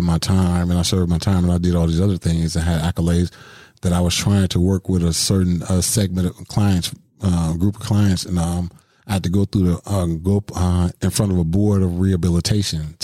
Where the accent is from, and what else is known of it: Milwaukee, Wisconsin, United States; born or raised there